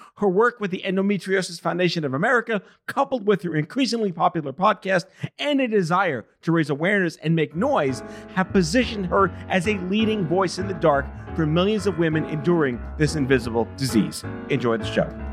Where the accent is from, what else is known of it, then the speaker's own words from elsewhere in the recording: New York City, New York, United States; Staten Island where I grew up